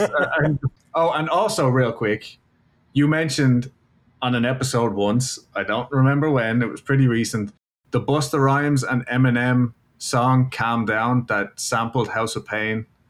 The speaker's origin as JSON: {"language": "English", "country": "Ireland", "moved": "yes", "lives_now": "Houston, United States", "said": "I'm from Ireland"}